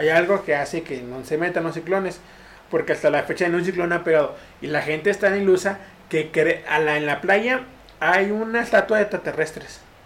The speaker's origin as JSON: {"language": "Spanish", "town": "Tampico", "region": "Tamaulipas", "country": "Mexico", "moved": "yes"}